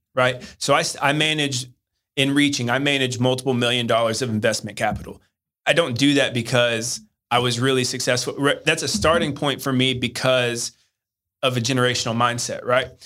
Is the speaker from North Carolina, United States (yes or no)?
no; Hendersonville, Tennessee, United States; also born or lived in Arkansas; I grew up in Nashville, Tennessee, or just outside of Nashville suburb, uh, Hendersonville, Tennessee